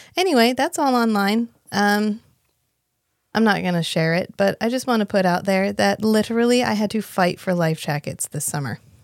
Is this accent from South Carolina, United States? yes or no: no; North Carolina, United States; I'm from North Carolina